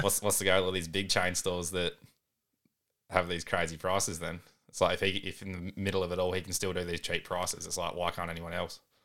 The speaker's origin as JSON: {"language": "English", "town": "Balaklava", "region": "South Australia", "country": "Australia", "tie": "born or raised there", "also_born_or_lived": "Owen", "moved": "as an adult", "lives_now": "Murray Bridge, Australia", "said": "originally born and raised mid-north, so Balaclava and Arwen"}